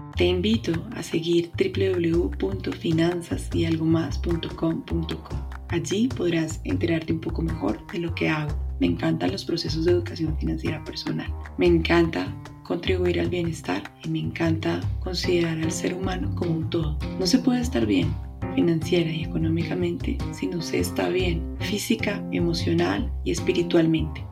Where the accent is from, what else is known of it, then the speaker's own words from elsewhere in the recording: Colombia; Mi país, Colombia